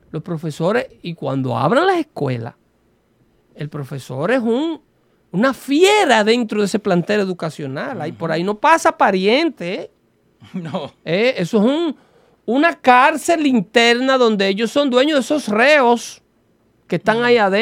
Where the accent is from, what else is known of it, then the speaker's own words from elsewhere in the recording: Mexico; Que me está diciendo racista a mí porque yo soy mexicano y que nunca voy a ser ah. blanco.